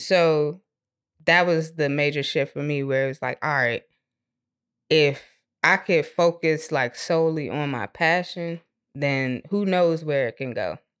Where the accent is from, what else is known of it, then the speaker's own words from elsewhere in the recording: Maryland, United States; moved away; I'm originally from Maryland.